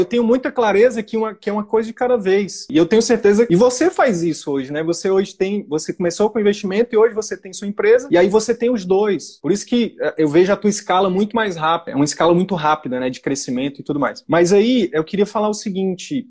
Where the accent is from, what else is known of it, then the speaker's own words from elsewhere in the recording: Piauí, Brazil; now in Manaus, Brazil; eu tinha imóveis no Piauí, que é a minha terra natal